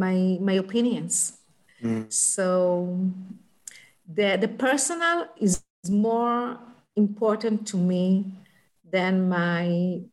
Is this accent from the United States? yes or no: no; Haifa, Haifa District, Israel; And I was born in Kiryat Eliezer. It's a neighborhood downtown Haifa.